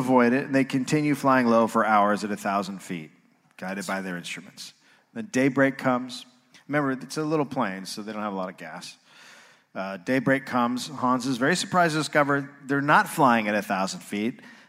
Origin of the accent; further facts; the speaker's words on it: United States; I'm an American.